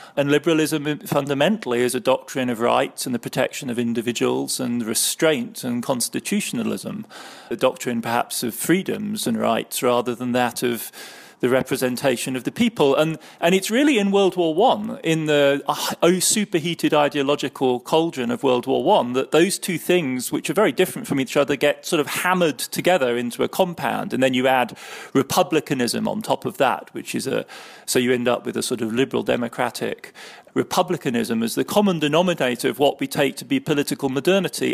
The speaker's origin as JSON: {"language": "English", "town": "Heidelberg", "region": "Baden-Württemberg", "country": "Germany", "tie": "born or raised there", "said": "my childhood in West Germany growing up in Heidelberg in the early seventies"}